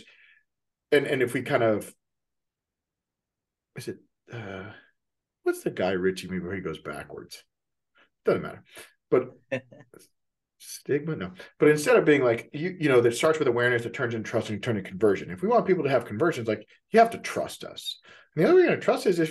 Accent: Texas, United States; now in Seattle, United States; I'm from Texas, you know, like I'm from the South

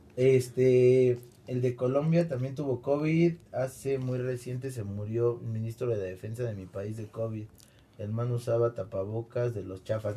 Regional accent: Mexico; Soy de México

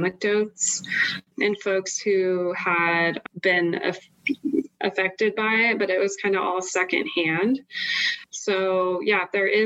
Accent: Idaho, United States; I'm originally from Idaho, grew up here enjoying all the beauty that our state has to offer, and I grew up in a rural community as well.

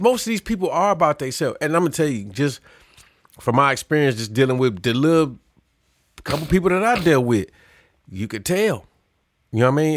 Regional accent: Chicago, Illinois, United States; I'm from Chicago.

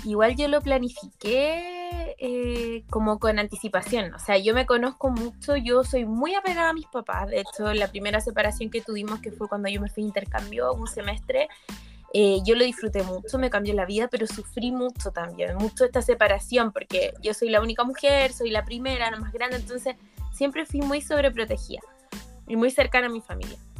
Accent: Chile; moved away as an adult; now in Lyon, France; estoy en Chile

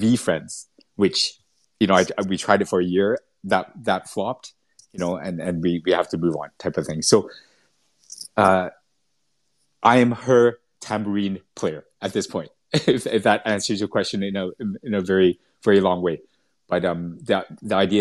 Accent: Vancouver, British Columbia, Canada; moved away as an adult; also born or lived in Singapore / Malaysia; I was brought up in Vancouver in Canada

